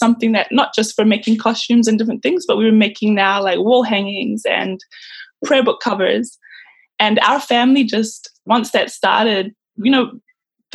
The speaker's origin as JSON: {"language": "English", "country": "Tonga", "tie": "born or raised there", "moved": "as an adult", "lives_now": "Goodna, Australia", "said": "Growing up in Tonga was very different."}